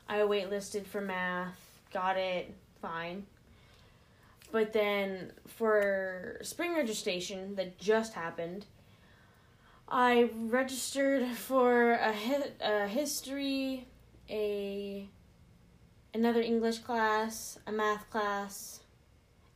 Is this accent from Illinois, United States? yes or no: no; Lynnwood, Washington, United States; I'm from Linwood